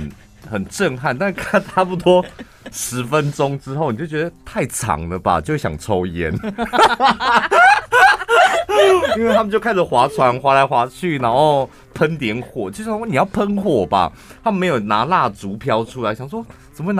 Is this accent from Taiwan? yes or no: yes; Taiwan; also born or lived in Taipei; 我台湾人呗。